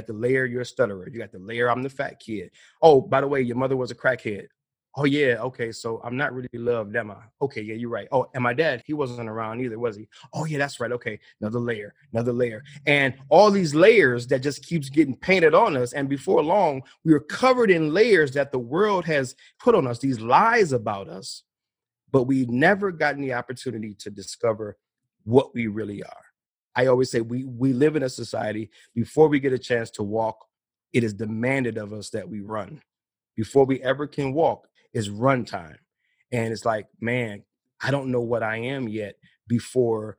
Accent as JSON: {"language": "English", "region": "Midwest", "country": "United States", "tie": "born or raised there", "said": "I'm from the Midwest"}